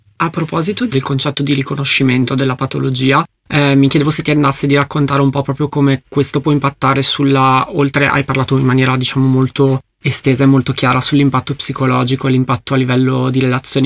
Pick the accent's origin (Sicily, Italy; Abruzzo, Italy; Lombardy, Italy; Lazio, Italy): Lombardy, Italy; Brescia; io sono di Brescia, quindi sono particolarmente appassionato di Leonesse perché è il simbolo della nostra città